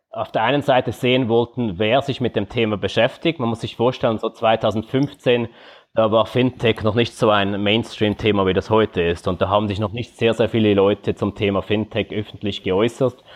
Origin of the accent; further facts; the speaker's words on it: Switzerland; now in Singapore; man hört es von meinem Akzent, ich bin Schweizer, bin derzeit aber in Singapur.